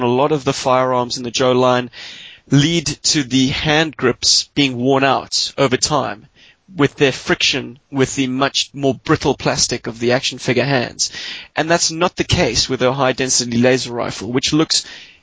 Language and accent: English; Cape Town, Western Cape, South Africa; moved away; also born or lived in Johannesburg; my Cape Town address